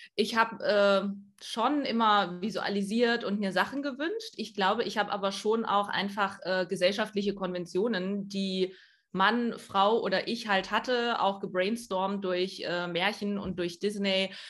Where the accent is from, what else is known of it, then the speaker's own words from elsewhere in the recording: East Germany, Germany; ich bin äh, in, in Ostdeutschland groß geworden